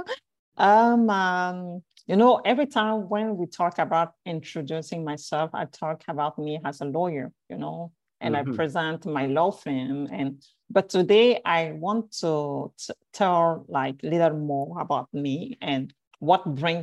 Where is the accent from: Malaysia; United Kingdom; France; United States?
France; English is a second language; moved away; also born or lived in Cameroon; I'm a Cameroonian, originally from Cameroon. And I grew up in France